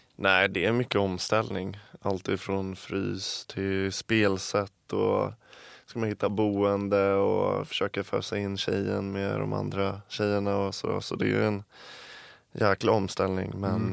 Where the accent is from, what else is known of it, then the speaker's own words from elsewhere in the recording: Älta, Stockholm County, Sweden; accent: Stockholm; moved away as an adult; now in Gothenburg, Sweden; jag är ju från Älta så det är utanför stan